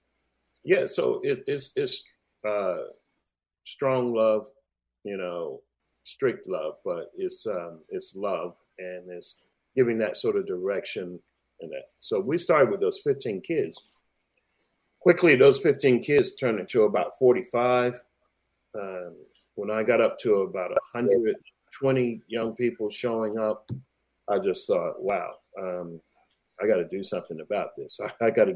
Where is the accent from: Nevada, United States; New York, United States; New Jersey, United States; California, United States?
New York, United States; moved away as an adult; now in Australia; I was growing up in New York